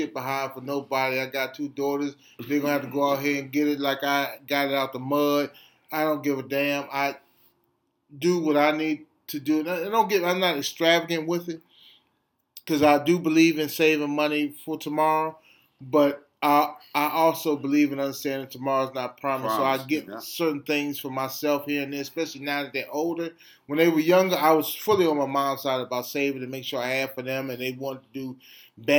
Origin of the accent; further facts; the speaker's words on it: Washington, District of Columbia, United States; we grew up in the Adams Morgan community